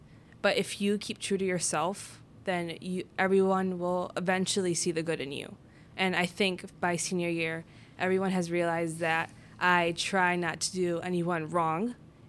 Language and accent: English; northern India, India; And it was just, since I'm Indian, I'm a Sikh from Northern India. That's my religion.